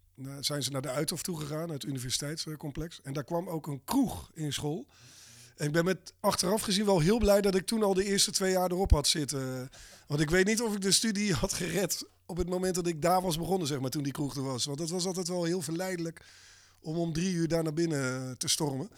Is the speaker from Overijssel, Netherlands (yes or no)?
no; Abbenbroek, South Holland, Netherlands; ik ben opgegroeid in Abbenbroek